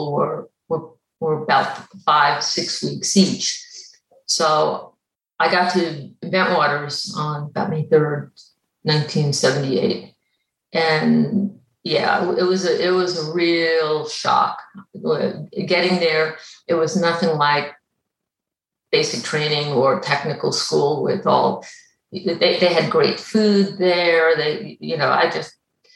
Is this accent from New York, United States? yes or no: yes; Long Island, New York, United States; moved away as an adult; I grew up on Long Island, New York, and I grew up near the beaches